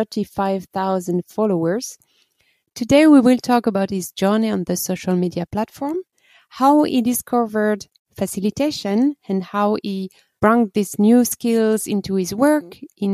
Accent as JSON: {"language": "English", "country": "France", "moved": "yes", "said": "I'm coming from the Atlantic coast in France"}